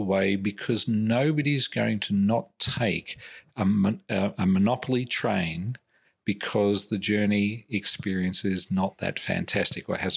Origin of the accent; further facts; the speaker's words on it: Australia; I'm Australian